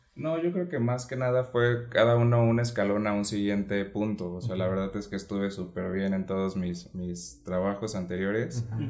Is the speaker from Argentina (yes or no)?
no; Ciudad Valles, San Luis Potosí, Mexico; moved away as an adult; now in Puebla, Mexico; yo soy de Ciudad Valle, San Luis Potosí